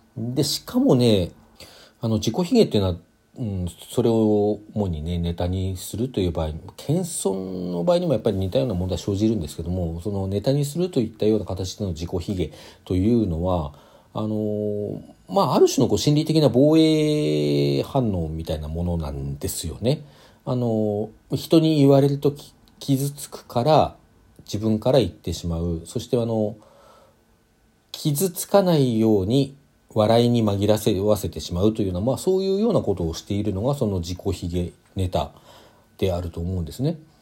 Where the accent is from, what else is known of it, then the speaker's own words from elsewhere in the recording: Hokkaido, Japan; 北海道出身ですけども